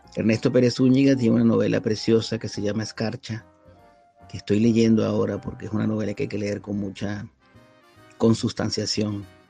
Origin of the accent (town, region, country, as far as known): Venezuela; moved away as an adult; now in Spain